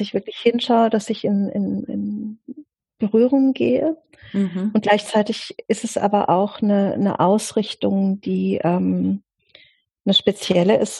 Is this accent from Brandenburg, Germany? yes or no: no; Offenburg, Baden-Württemberg, Germany; also born or lived in Italy / France; im Augenblick lebe ich äh, persönlich in Offenburg. Das ist meine, meine Heimatstadt. Da bin ich auch die meiste Zeit meines Lebens gewesen